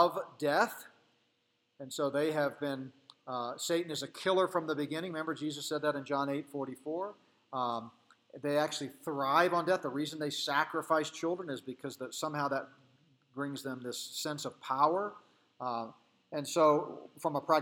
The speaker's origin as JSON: {"language": "English", "region": "Colorado", "country": "United States", "tie": "born or raised there", "said": "my home state, Colorado"}